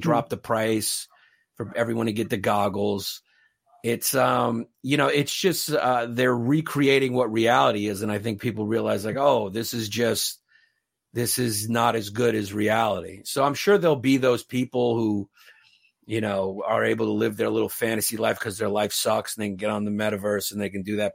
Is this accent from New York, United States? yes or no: yes; New York City, New York, United States; now in Northern Westchester, United States; I grew up in New York in the eighties and nineties